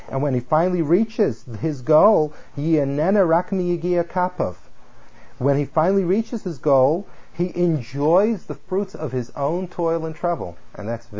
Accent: California, United States; I come from California

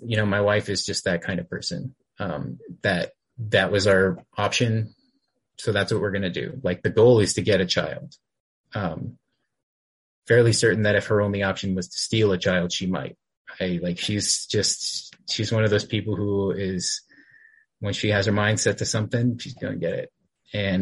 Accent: Texas, United States; I grew up in Texas, and I was raised here

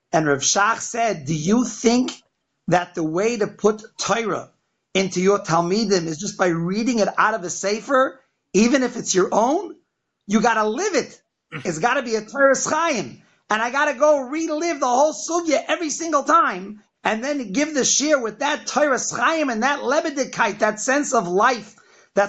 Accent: Boston, Massachusetts, United States; also born or lived in Philadelphia / Bnei Brak, Israel / Lakewood; now in Chicago, United States; I grew up in Boston, Massachusetts

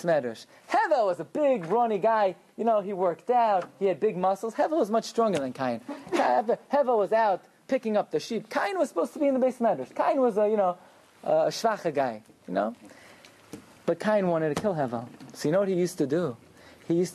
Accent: New York City, New York, United States; I grew up in Agudas Yisrael Beis Binyamin in Flatbush.

